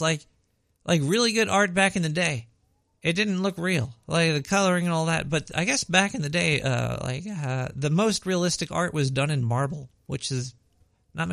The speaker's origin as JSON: {"language": "English", "town": "New York City", "region": "New York", "country": "United States", "tie": "born or raised there", "accent": "Brooklyn", "said": "I was born and raised in Brooklyn. This is a Brooklyn accent"}